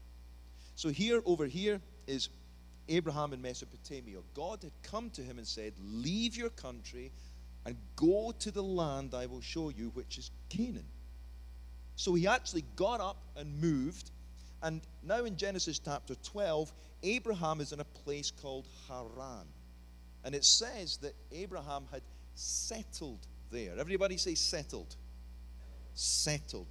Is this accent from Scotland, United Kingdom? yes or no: yes; Scotland, United Kingdom; as we would say in Scotland, peely wally.